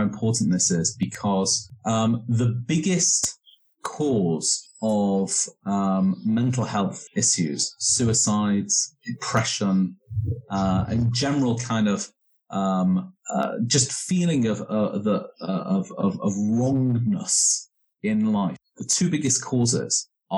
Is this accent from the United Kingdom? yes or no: yes; Manchester, North West England, United Kingdom; now in Las Vegas, United States; I am originally from Manchester in England.